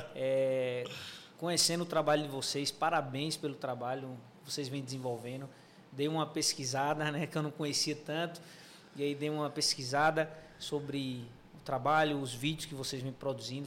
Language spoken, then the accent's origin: Portuguese; João Pessoa, Paraíba, Brazil; Sou de João pessoa